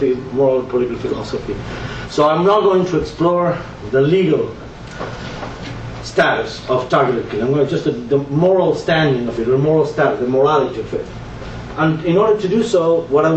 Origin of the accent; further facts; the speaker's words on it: Buenos Aires, Argentina; English is a second language; now in United States; I was born and raised in Buenos Aires, Argentina, where I've lived a lot for many years in the United States